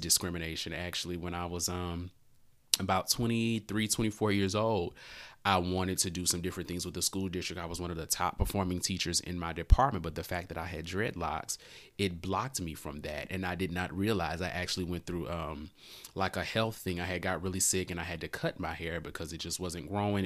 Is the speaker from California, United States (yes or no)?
no; Louisiana, United States; growing up in Louisiana, you know, small town guy